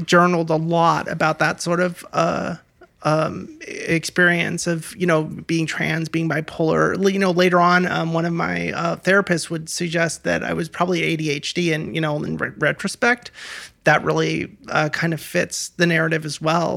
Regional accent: Portland, Oregon, United States; moved away as an adult; also born or lived in Los Angeles / Gresham; Portland, Oregon is, is my hometown

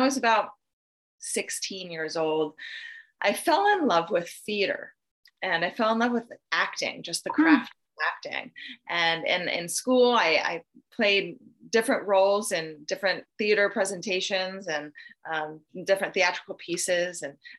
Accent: Idaho, United States; born there; I was born in North Idaho to two loving parents.

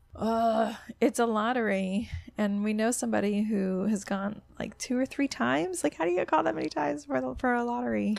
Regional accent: Florida, United States; I'm from Florida

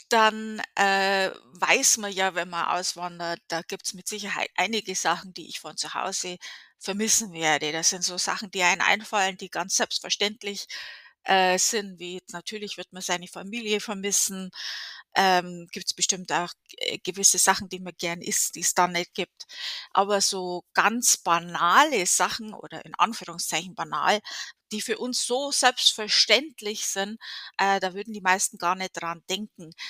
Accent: Bavaria, Germany; Äh, ich komme aus Bayern. Wir hatten eine sehr, sehr gute äh, Trinkqualität, äh, Oberpfalz, um genau zu sein.

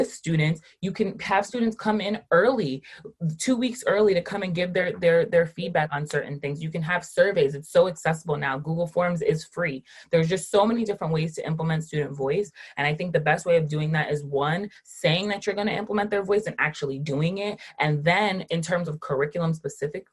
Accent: Rockland County, New York, United States; also born or lived in Westchester County, New York; I have lived in New York my entire life. I was born in Rockland County

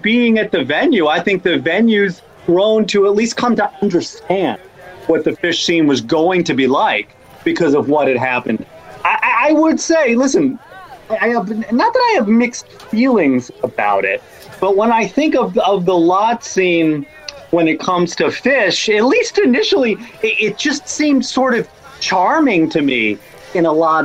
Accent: Rhode Island, United States; I grew up in Rhode Island

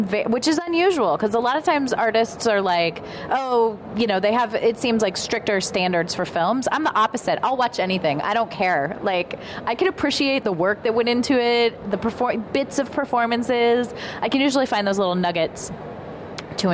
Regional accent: Ohio, United States; moved away; I grew up in Ohio

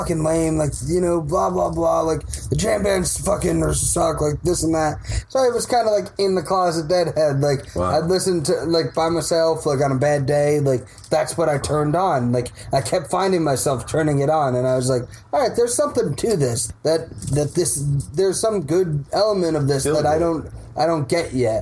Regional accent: New Jersey, United States; now in Portland, United States; Jersey, back in my hometown

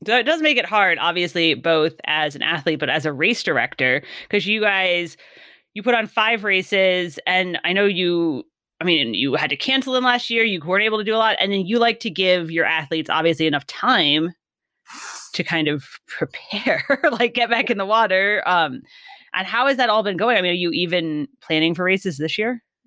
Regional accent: California, United States; I'm from mm-hmm. California.

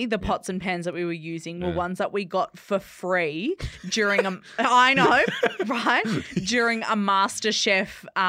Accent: Perth, Western Australia, Australia; in Perth. I'm from Perth.

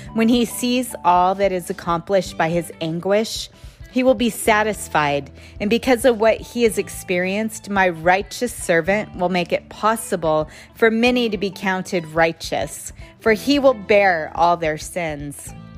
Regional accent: United States; As an American

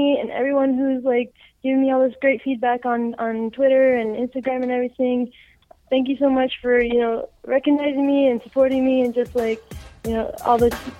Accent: Canada; I'm Canadian.

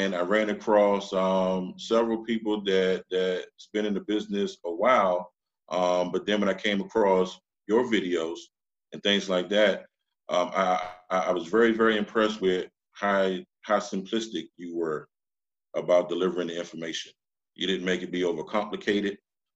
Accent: Washington, District of Columbia, United States; I'm originally from Washington, D.C.

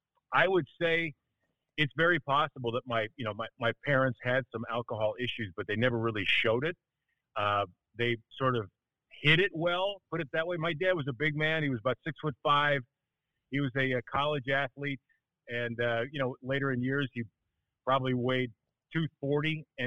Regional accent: Milwaukee, Wisconsin, United States; born there; Yeah, I was born in Milwaukee, which is why I'm an undying Lombardi-era Bart Starr Packer fan.

